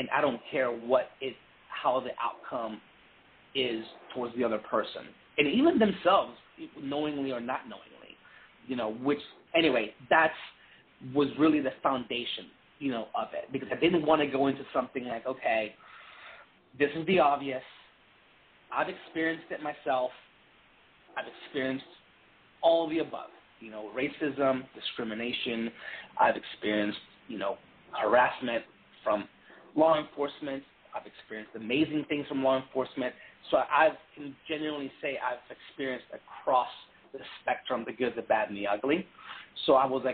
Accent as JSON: {"language": "English", "region": "Texas", "country": "United States", "tie": "born or raised there", "also_born_or_lived": "Puerto Rico", "said": "I grew up in the South, I grew up in Texas"}